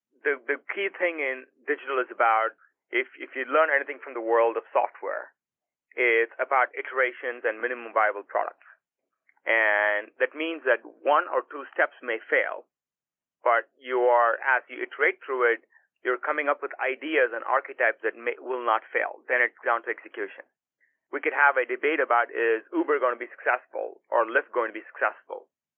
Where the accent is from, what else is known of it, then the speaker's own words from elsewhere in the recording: California, United States; at least as I was growing up in Silicon Valley and looking at a lot of these kind of problems